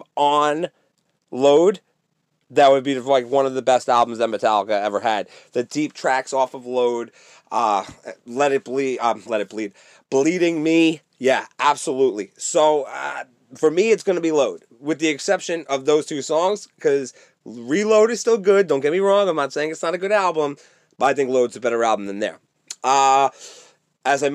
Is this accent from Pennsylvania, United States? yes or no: no; New York, United States; also born or lived in California; I'm from New York